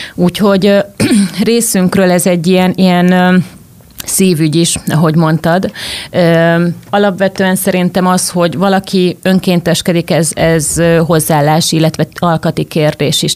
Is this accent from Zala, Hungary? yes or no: yes; Zala, Hungary; moved away; also born or lived in Budapest; Zalába, ahol felnőttem